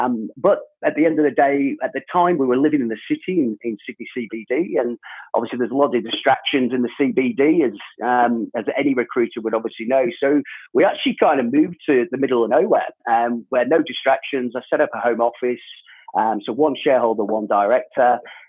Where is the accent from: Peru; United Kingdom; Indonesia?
United Kingdom; England; moved away as an adult; also born or lived in Jordan / South Africa; And my background from the UK, obviously I was born in England, moved to Jordan at quite a young age. Again, my dad was in construction, lived in Jordan for about 4.5 years, then back to the UK. Then we moved to South Africa for 4 years, and then back to the UK again.